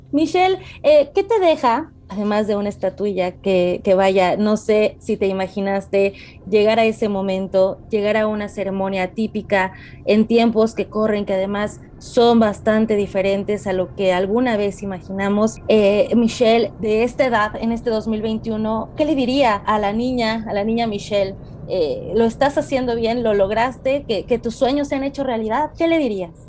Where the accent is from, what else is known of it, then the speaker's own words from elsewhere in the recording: Mexico; somos mexicanos